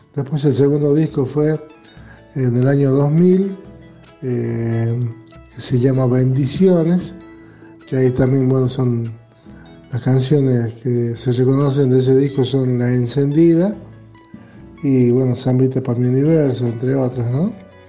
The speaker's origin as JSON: {"language": "Spanish", "region": "La Rioja", "country": "Argentina", "said": "como riojanos tenemos la chaya en nuestro ser"}